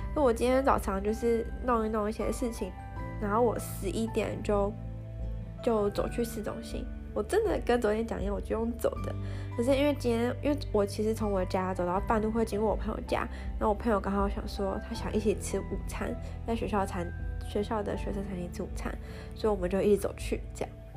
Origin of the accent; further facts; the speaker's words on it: Taiwan; moved away; 我是台湾人